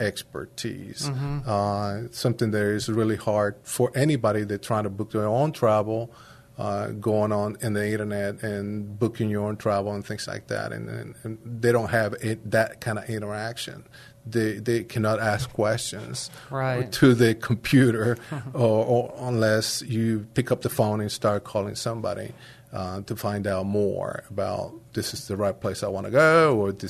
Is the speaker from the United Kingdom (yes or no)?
no; Panama; also born or lived in Germany / Italy; now in San Antonio, United States; I'm originally from Panama, and I also speak fluent Spanish.